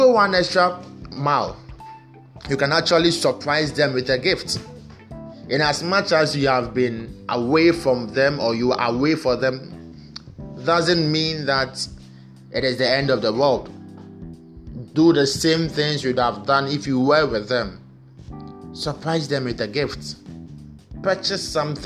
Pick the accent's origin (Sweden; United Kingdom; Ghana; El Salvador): Ghana; from Ghana